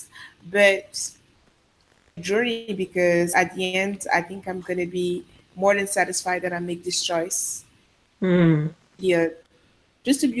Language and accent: English; Côte d’Ivoire; first language Sango; English is a second language; also born or lived in Paris, France; now in Dakar, Senegal; I was born in Paris, but I grew up in Côte d'Ivoire for the most part of my life before going back to Paris again.